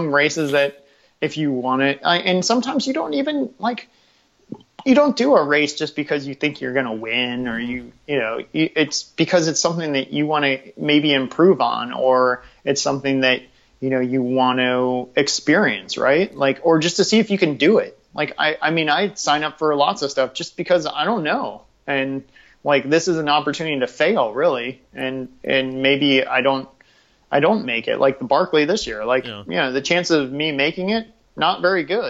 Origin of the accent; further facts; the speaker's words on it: Washington, District of Columbia, United States; growing up in DC